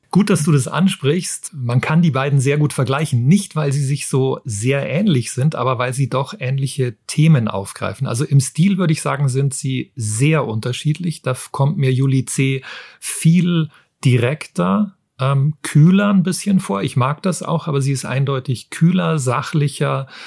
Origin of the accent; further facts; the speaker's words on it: Germany; bei uns in Deutschland